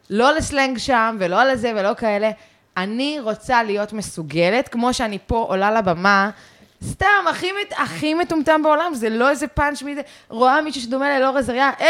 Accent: London, United Kingdom; born there; אני נולדתי בלונדון. אה, והמשפחה שלי אה, מסקוטלנד גם, וכאלה.

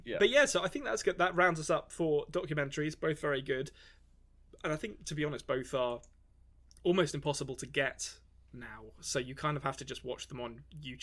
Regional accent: California, United States; born there; I was born in California.

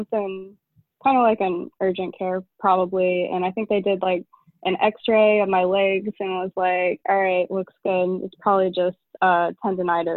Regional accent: Memphis, Tennessee, United States; moved away as an adult; also born or lived in Chattanooga, Tennessee; now in St. Petersburg, United States; I'm originally from Memphis, Tennessee, and I went to college in Chattanooga, Tennessee.

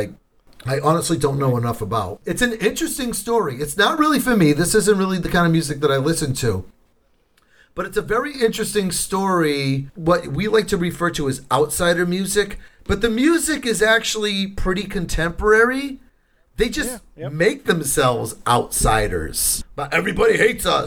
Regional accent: southeastern Massachusetts, United States; I'm from Massachusetts. I'm from southeastern Massachusetts.

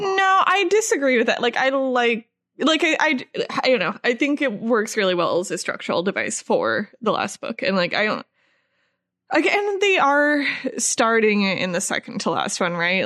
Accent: Midwest, United States; we're both from the Midwest

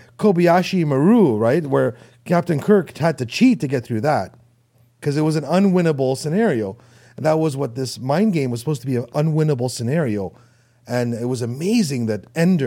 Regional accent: Toronto, Ontario, Canada; accent: Canadian; I'm from Toronto.

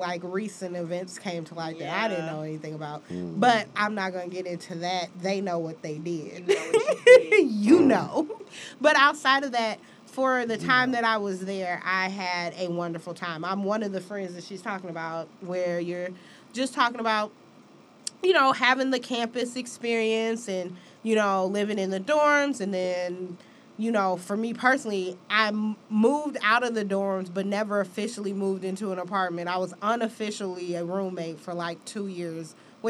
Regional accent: Michigan, United States; I'm from Michigan

